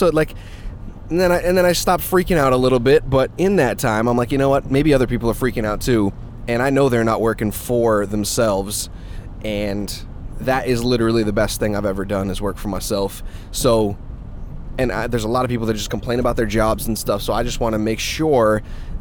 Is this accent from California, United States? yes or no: no; Massachusetts, United States; I was born in Massachusetts and raised a Patriots fan.